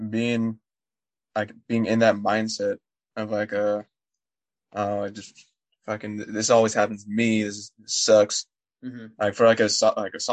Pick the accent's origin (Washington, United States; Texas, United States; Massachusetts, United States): Washington, United States; Seattle; moved away; I'm from Seattle